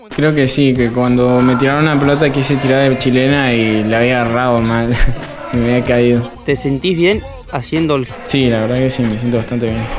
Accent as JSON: {"language": "Spanish", "region": "Neuquén", "country": "Argentina", "said": "tengo 17 años y soy de Neuquén"}